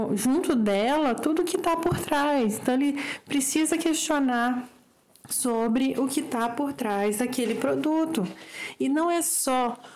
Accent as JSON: {"language": "Portuguese", "country": "Brazil", "said": "um olhar como brasileiros em geral"}